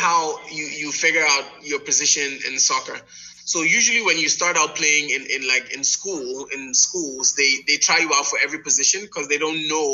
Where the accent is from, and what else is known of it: Ghana